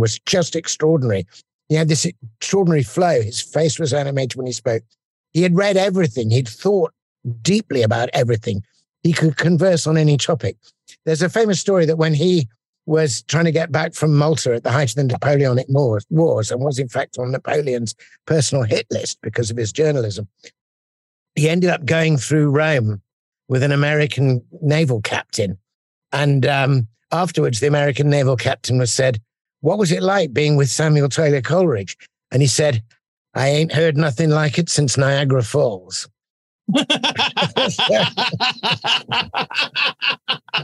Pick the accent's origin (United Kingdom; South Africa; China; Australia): United Kingdom; England; as an Englishman listening to this in, you know, our rainy streets